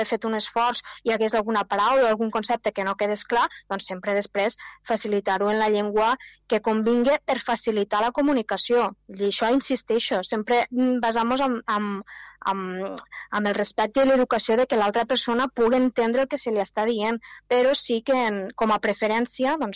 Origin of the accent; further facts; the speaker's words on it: L'Ampolla, Catalonia, Spain; jo he nascut aquí a l'Ampolla, m'he fet gran aquí